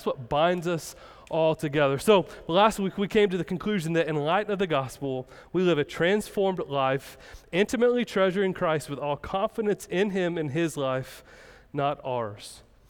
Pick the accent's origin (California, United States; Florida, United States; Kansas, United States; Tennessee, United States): Kansas, United States; I'm from Kansas and there's nothing there.